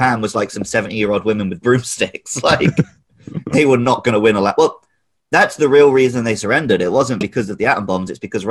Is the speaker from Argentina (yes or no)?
no; United Kingdom; because I grew up in the West